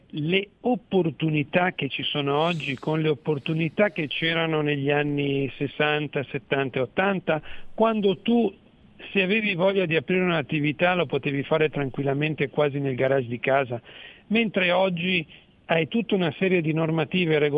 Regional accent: Mantua, Lombardy, Italy; io sono di Mantova

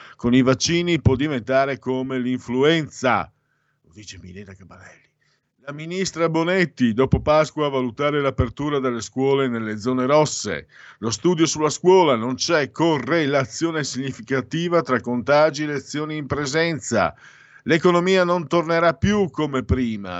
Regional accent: Destra Tagliamento, Friuli-Venezia Giulia, Italy; ci sono tanti paesi dalle mie parti, in destatagliamento

